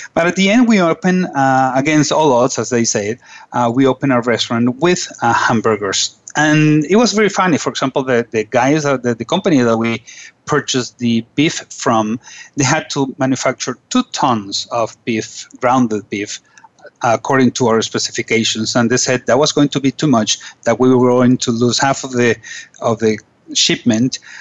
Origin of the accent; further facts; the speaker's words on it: Caracas, Capital District, Venezuela; also born or lived in Washington, D.C.; I am from Caracas, Venezuela. I was born in Caracas